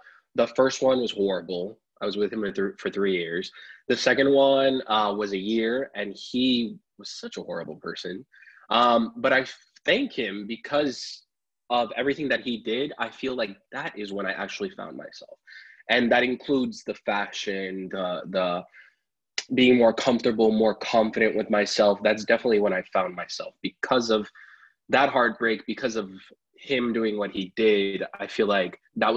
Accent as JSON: {"language": "English", "town": "Apopka", "region": "Florida", "country": "United States", "tie": "born or raised there", "also_born_or_lived": "Pennsylvania", "said": "I was born in Pennsylvania, raised in Apopka here in Florida"}